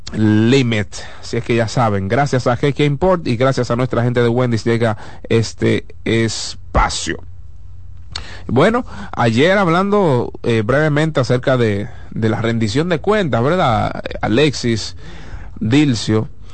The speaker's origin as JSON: {"language": "Spanish", "country": "Dominican Republic", "said": "Eso es lo que nos representa como dominicanos"}